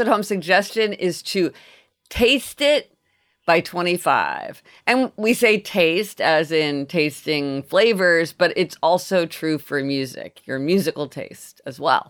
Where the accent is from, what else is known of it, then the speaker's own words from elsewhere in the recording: Kansas City, Missouri, United States; We didn't eat sushi growing up in Kansas City